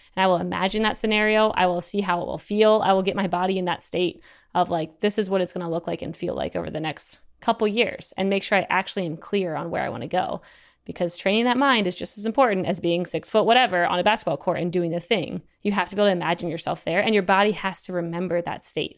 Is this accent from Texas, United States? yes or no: no; Eastern Shore, Maryland, United States; moved away as an adult; I'm from Eastern Shore, Maryland. I was trying to get off the Eastern Shore. Most of my family's all there.